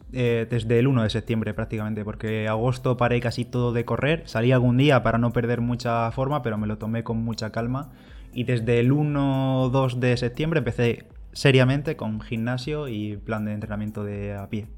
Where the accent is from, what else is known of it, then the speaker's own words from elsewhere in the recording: Bigastro, Valencian Community, Spain; Bigastro, que es mi pueblo